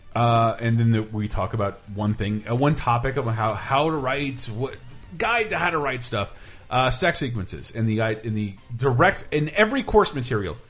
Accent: Tallahassee, Florida, United States; I am from Florida, from, from from Florida, from Tallahassee, Florida

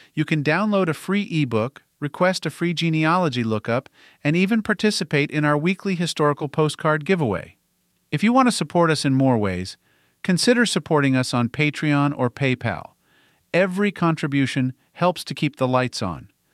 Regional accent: West Virginia, United States; Charleston is the capital of the state of West Virginia, my home state.

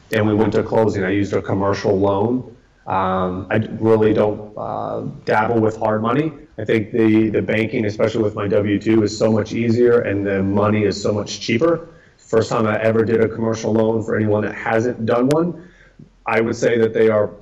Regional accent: Atlanta, Georgia, United States; now in Austin, United States; I grew up in Atlanta

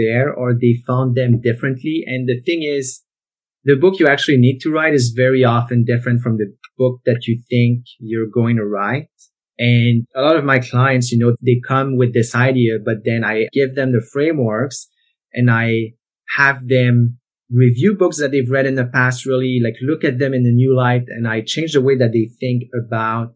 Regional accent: Canada; first language French; English is a second language; I grew up in the French-speaking part of Canada

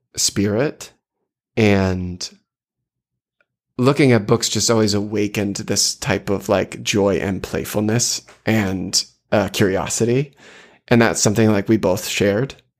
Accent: South Portland, Maine, United States; I grew up in South Portland

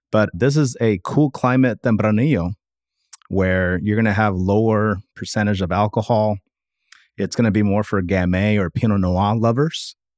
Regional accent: Napa, California, United States; also born or lived in Sonoma County, California; growing up in Napa with having the big family parties

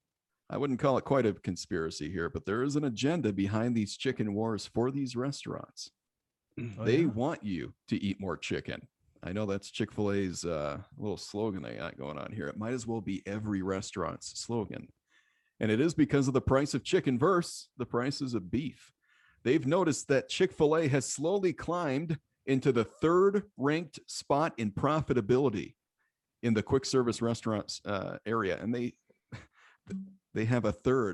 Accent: Battle Creek, Michigan, United States; moved away; I am from Michigan.

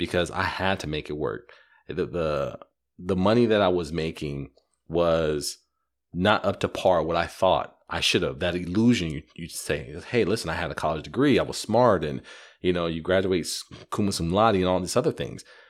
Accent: California, United States; moved away as an adult; also born or lived in Arizona; I'm from California

